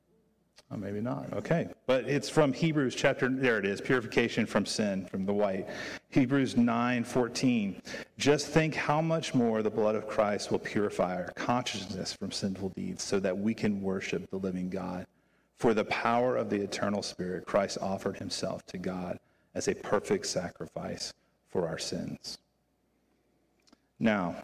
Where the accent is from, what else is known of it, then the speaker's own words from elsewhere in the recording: Virginia, United States; moved away; I grew up in Virginia